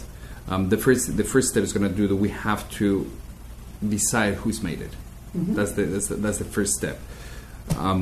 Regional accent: Spain; moved away as an adult; also born or lived in Madrid / London; now in New York, United States; I am from Spain, but my real education in instruments and music happened here in America

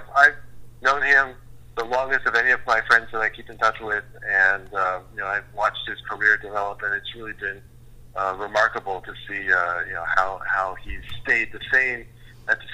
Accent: Indianapolis, Indiana, United States; both growing up in Indiana. I was in Indianapolis

